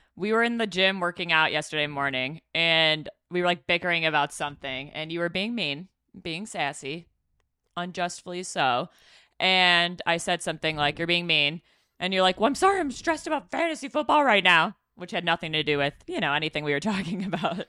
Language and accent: English; Chicago, Illinois, United States; moved away; we're from Chi Town